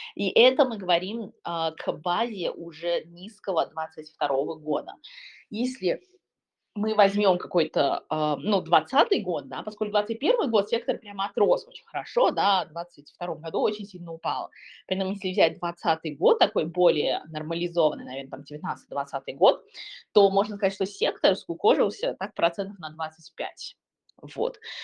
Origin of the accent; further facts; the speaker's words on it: China; moved away; В моем родном городе, а, который где-то там Сороковой, наверное, по крупности города в Китае